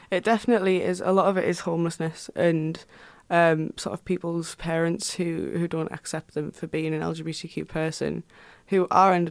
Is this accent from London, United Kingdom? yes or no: no; Houghton-le-Spring, North East England, United Kingdom; I come from Houghton-le-Spring which is like a you know small town in between sunderland and durham